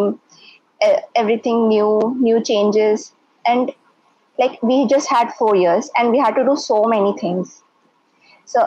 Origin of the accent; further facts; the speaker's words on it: Kolkata, West Bengal, India; I'm from Kolkata.